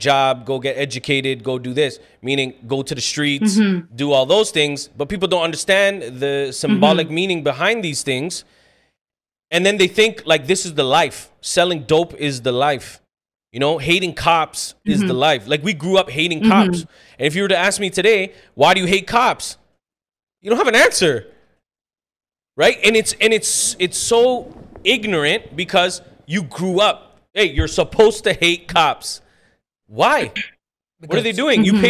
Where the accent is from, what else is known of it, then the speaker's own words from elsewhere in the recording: Scarborough, Ontario, Canada; So that thing is like, oh, I'm from Scarborough. Okay, so is another 1.6 million people.